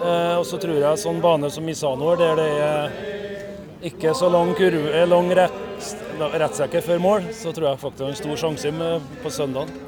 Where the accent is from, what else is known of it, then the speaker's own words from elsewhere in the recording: Levanger, Trøndelag, Norway; fra Levanger